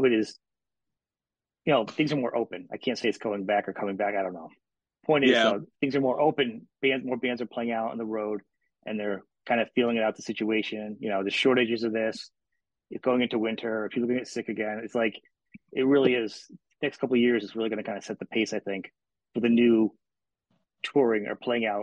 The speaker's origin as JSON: {"language": "English", "region": "New England", "country": "United States", "said": "I'm up from New England"}